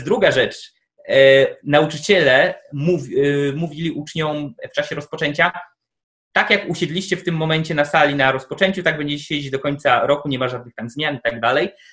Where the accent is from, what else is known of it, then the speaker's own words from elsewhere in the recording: Tomaszów, Poland; z mojego rodzinnego miasta, czyli z Tomaszowa